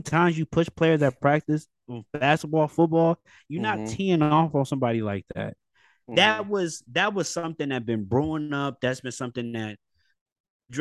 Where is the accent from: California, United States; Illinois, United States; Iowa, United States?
California, United States; Bay Area; we're from the Bay Area